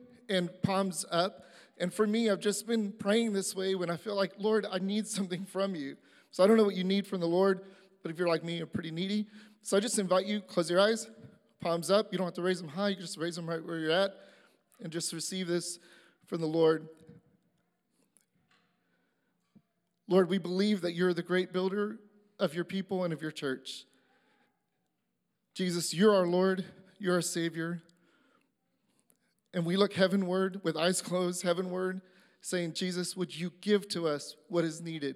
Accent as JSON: {"language": "English", "region": "Texas", "country": "United States", "moved": "as an adult", "lives_now": "Illinois, United States", "said": "I'm a Texan in the middle of a cornfield"}